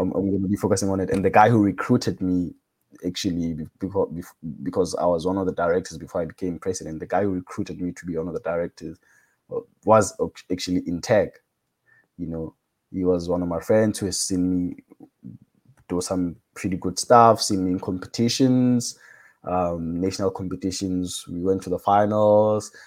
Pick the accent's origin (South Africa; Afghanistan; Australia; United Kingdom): South Africa; Cape Town, Western Cape; I'm from South Africa, Cape Town